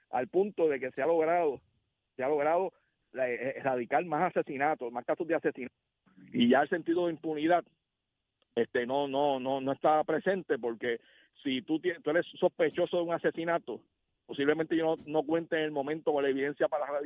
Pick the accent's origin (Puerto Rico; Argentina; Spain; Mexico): Puerto Rico; Eso lo celebramos como puertorriqueños.